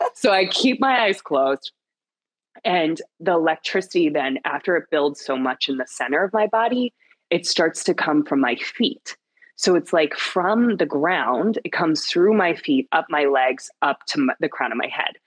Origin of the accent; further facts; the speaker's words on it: Pennsylvania, United States; moved away as an adult; now in New York City, United States; I am born and raised in Pennsylvania